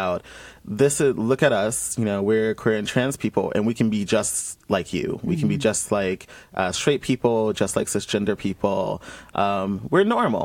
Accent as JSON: {"language": "English", "town": "Columbus", "region": "Georgia", "country": "United States", "tie": "born or raised there", "moved": "as an adult", "said": "being someone who was born and raised in Georgia, where up until I was 18"}